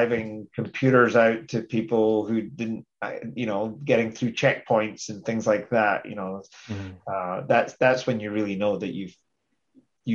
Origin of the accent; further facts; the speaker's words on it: Scotland, United Kingdom; I'm very Scottish